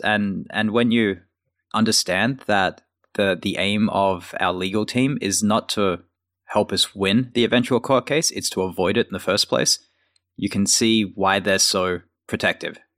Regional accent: Australia; moved away as an adult; now in United States; being an Australian working at Microsoft in the U S.

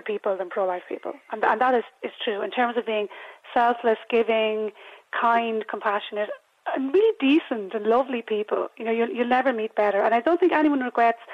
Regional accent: Ireland; I'm a very patriotic Irish person, woman

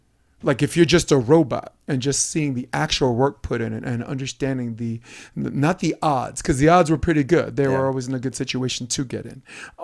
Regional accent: South Korea; I'm from Korea.

